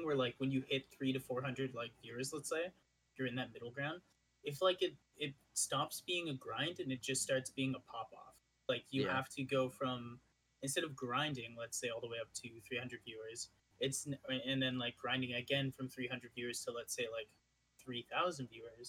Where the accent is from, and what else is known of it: Ottawa, Ontario, Canada